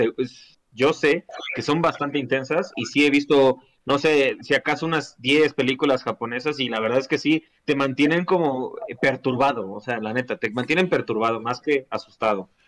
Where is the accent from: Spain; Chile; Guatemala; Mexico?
Mexico; aquí en México